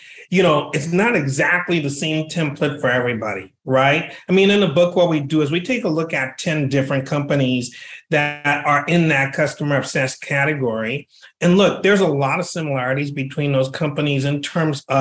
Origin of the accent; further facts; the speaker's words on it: Liberia; moved away as an adult; now in United States; I was born and raised in another country in West Africa. I was born and raised in Liberia.